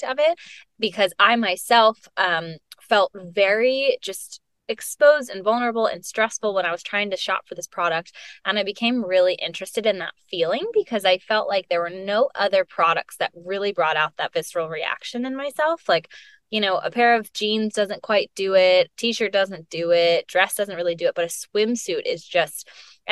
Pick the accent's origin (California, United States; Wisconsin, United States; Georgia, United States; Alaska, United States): Georgia, United States; Atlanta; moved away as an adult; also born or lived in Chapel Hill, North Carolina / New York City; now in Austin, United States; I was born and raised in Atlanta, Georgia, and lived in the same house my whole life